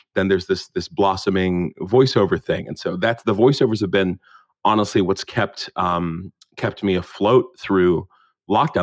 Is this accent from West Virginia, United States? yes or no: yes; Morgantown, West Virginia, United States; moved away as an adult; now in United Kingdom; growing up in West Virginia as a black kid